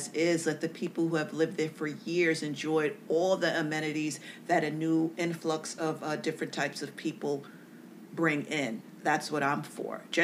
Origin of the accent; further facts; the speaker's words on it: New York City, New York, United States; also born or lived in Bronx, New York City; I grew up in Harlem, and then I moved up to the Bronx